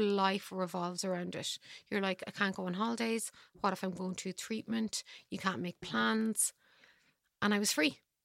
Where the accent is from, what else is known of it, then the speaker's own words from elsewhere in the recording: Ireland; I'm Irish.